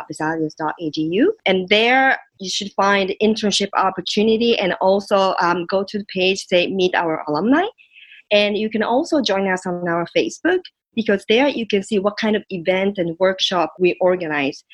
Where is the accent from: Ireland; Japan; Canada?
Japan; English is a second language; also born or lived in United States; now in Brussels, Belgium; I'm originally from Japan, so when I first moved to the States